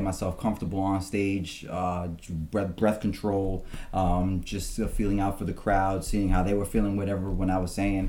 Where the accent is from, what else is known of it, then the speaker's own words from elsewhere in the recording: New York City, New York, United States; moved away as an adult; now in Wappingers Falls, United States; Originally, I'm from New York City. I was born in the Bronx, and I lived there for most of my life. And then I moved up here around 2010